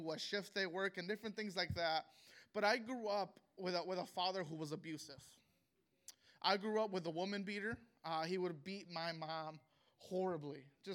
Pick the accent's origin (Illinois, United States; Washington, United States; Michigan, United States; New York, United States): Illinois, United States; Chicago; I was born and raised in Chicago, Illinois, and I'm of Mexican descent.